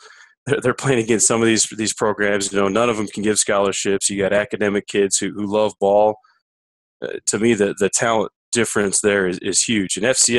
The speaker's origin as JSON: {"language": "English", "region": "the North", "country": "United States", "tie": "born or raised there", "said": "where I grew up in the North"}